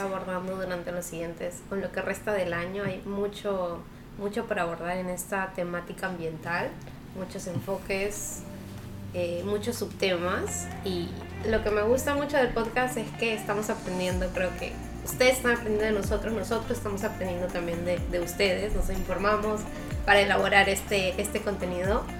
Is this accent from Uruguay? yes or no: no; Peru; acá, al menos en Perú, todavía tenemos un largo camino por recorrer